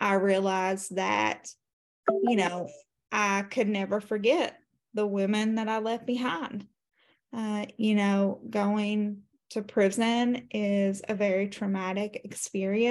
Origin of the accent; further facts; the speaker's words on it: Appalachia, Eastern Kentucky, United States; I am from Kentucky, Eastern Kentucky, Appalachia to be exact